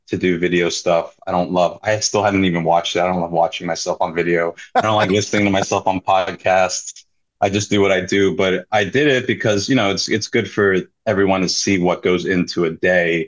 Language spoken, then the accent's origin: English; United States; now in Philadelphia, United States; I'm a Japanese Korean American chef.